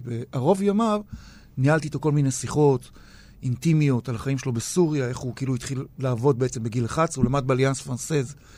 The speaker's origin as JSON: {"language": "Hebrew", "town": "Tel Aviv", "region": "Tel Aviv District", "country": "Israel", "tie": "born or raised there", "also_born_or_lived": "Ramat Gan / Pardes Katz", "said": "אני תל אביבי מגיל תשע, כל חיי אני בעיר הזאת"}